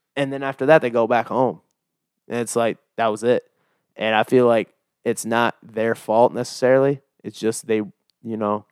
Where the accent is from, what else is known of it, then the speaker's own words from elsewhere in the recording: Iowa, United States; moved away; I'm from Iowa